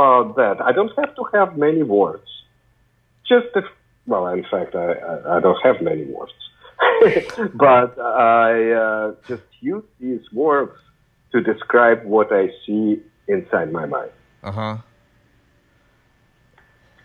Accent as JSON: {"language": "English", "country": "Ukraine", "moved": "yes", "said": "I come from the Soviet Union, actually Ukraine, not Russia"}